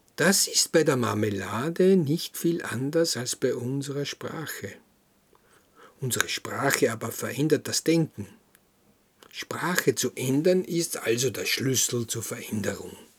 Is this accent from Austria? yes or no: yes; Krems, Lower Austria, Austria; In unserem Haus, wo ich groß geworden bin, in Krems, in der Schillerstraße